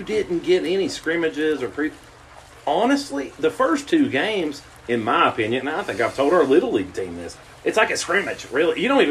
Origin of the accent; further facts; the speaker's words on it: Pikeville, Kentucky, United States; I grew up here in Pikeville